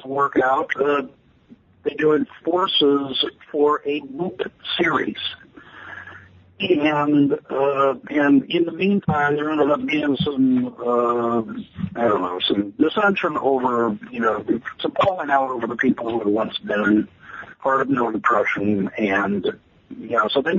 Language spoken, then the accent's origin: English; Chicago, Illinois, United States; moved away as an adult; also born or lived in Austin, Texas; now in Des Moines, United States; I come from the Chicago area, the western suburbs of Chicago